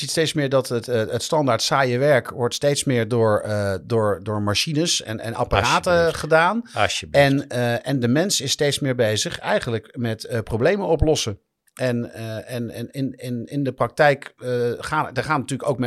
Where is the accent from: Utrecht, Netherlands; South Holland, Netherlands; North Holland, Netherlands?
South Holland, Netherlands; Rotterdam; maar dat zeg ik natuurlijk als Rotterdammer.